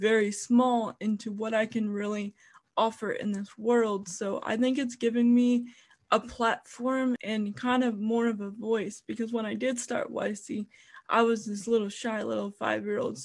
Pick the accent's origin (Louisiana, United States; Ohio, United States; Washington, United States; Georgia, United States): Ohio, United States; Parma; I was born and raised in Parma, Ohio